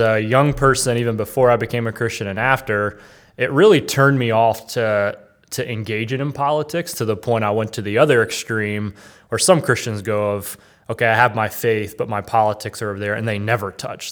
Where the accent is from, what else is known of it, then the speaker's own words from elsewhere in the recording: North Carolina, United States; I grew up in North Carolina in kind of the, you know, the South